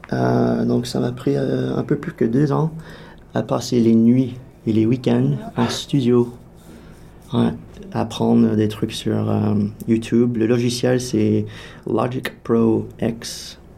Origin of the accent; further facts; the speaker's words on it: Canada; Alliant, je crois que le fait que je suis canadien, que je joue un instrument un peu bizarre.